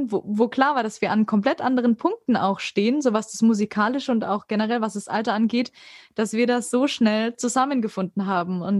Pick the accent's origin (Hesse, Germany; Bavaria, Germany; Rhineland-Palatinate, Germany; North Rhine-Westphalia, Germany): Bavaria, Germany; Würzburg; in Nähe meiner Heimat in Würzburg